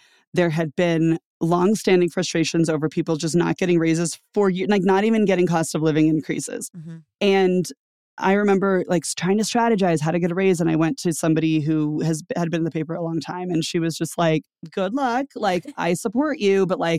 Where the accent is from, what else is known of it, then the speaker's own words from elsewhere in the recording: Louisiana, United States; A lot of it has to do with like, where did you come from? And I came from Louisiana, mm-hmm. where I wasn't paid very much.